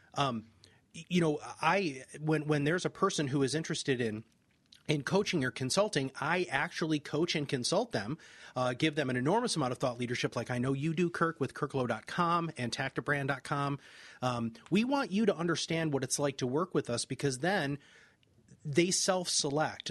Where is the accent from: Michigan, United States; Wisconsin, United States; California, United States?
Michigan, United States; I'm from Michigan